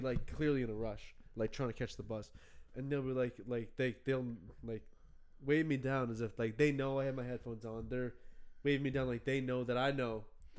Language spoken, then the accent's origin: English; Nova Scotia, Canada; Listen, Sid, I'm a Nova Scotian.